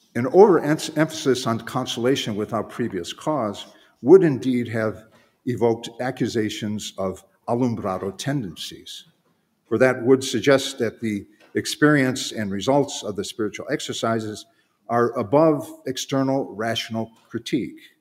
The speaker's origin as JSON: {"language": "English", "town": "Cleveland", "region": "Ohio", "country": "United States", "said": "I'm from Cleveland, so I tend to speak"}